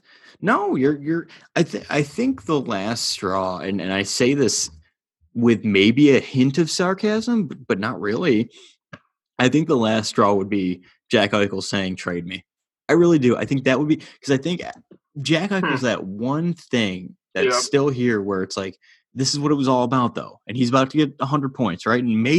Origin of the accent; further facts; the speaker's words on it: Ontario, Canada; Like, we're from Southern Ontario.